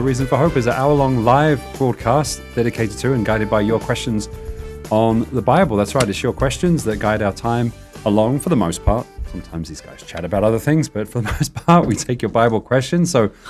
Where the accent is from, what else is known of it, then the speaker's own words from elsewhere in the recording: United Kingdom; now in Tucson, United States; And I'm British. I mean, I'm used to some cold weather